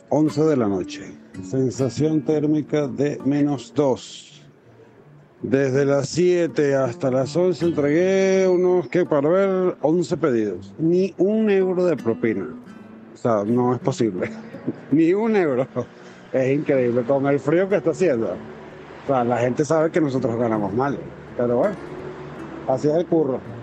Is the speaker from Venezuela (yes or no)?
yes; Venezuela; moved away as an adult; now in Spain; soy inmigrante venezolano. Llegué hace unos cinco años